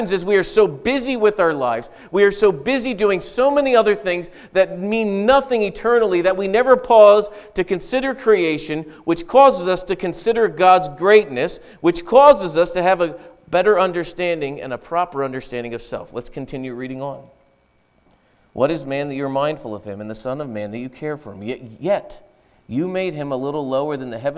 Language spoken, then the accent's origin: English; United States